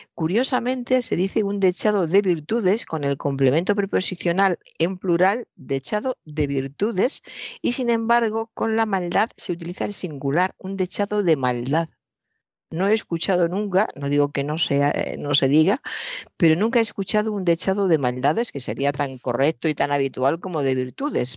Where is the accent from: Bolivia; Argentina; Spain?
Spain; Toledo, Castilla-La Mancha; soy de Toledo, he visto durante toda mi infancia y mi juventud un maravilloso cuadro del Greco